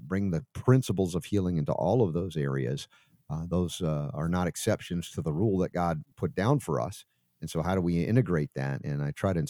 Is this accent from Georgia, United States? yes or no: yes; Atlanta, Georgia, United States; moved away as an adult; also born or lived in New York / Florida; I spent 30 years in Atlanta, Stone Mountain, Decatur. Before that, New York, and a little after that, Florida. So, but my most impressionable 30 years were in Atlanta